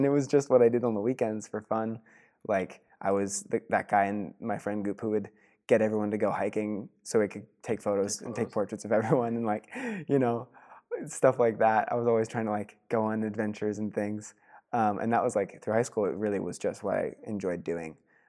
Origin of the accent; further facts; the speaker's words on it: Pennsylvania, United States; obviously growing up in Pennsylvania, I had a really solid community, friends in high school